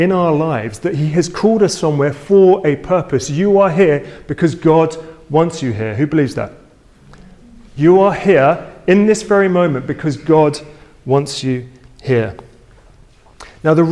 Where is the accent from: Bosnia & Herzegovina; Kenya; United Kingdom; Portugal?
United Kingdom; London; I was born in London